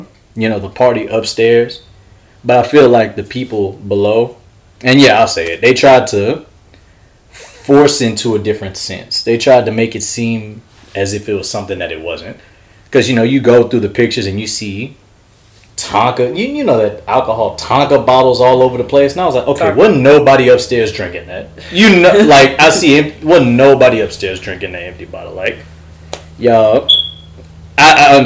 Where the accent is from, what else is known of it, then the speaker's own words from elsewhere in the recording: Mosey, Texas, United States; I'm from Mosey, Texas, and my father's side's from Louisiana